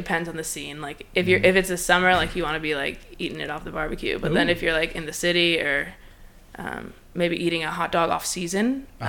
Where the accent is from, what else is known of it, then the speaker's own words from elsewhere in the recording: Long Island, New York, United States; I'm from New York. Oh, the city? Oh, no, I'm from Long Island, east of the city.